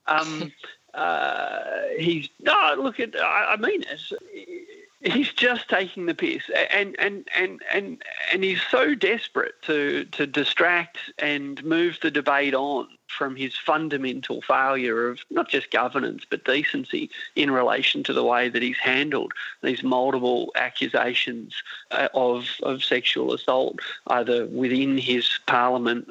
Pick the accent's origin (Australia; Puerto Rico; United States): Australia; as an Australian